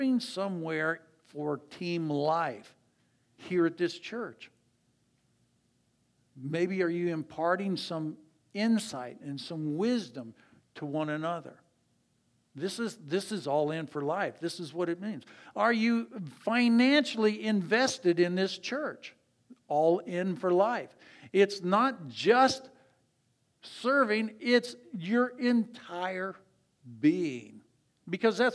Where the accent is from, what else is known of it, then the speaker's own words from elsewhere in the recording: Ann Arbor, Michigan, United States; I grew up in Ann Arbor